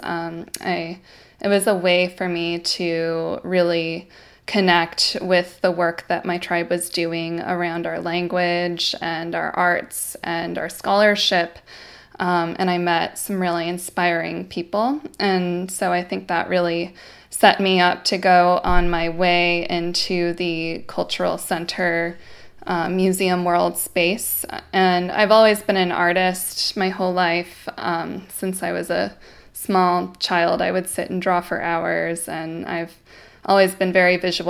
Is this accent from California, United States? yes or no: yes; Tongva land, California, United States; I'm speaking to you from Tongva land, um, where I grew up